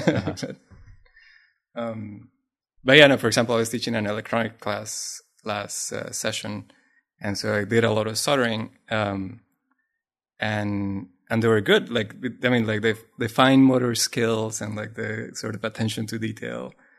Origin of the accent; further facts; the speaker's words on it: Colombia; first language Spanish; English is a second language; now in Los Angeles, United States; I was born in South America, in Colombia in particular.